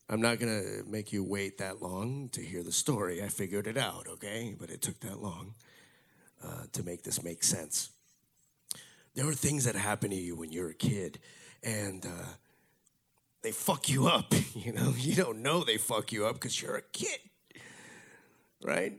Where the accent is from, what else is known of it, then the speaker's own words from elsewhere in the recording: Miami, Florida, United States; I grew up here in Miami.